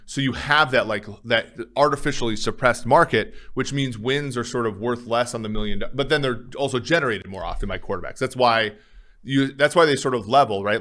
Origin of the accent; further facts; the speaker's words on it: Minnesota, United States; moved away; growing up in Minnesota, it was always cold